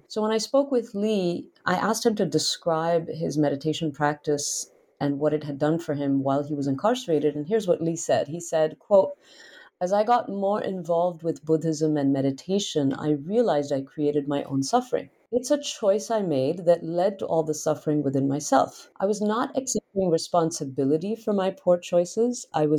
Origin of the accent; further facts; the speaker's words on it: India; I tell readers about how I grew up in India, you know, with fairly common exposure to yoga and meditation